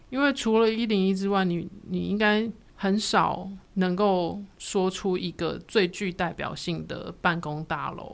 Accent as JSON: {"language": "Chinese", "town": "Donggang", "region": "Pingtung County", "country": "Taiwan", "tie": "born or raised there", "said": "因为我们从小住在东港"}